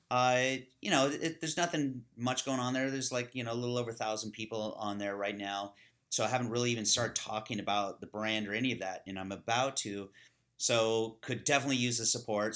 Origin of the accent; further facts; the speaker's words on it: California, United States; I grew up in California with a bunch of kinda hippies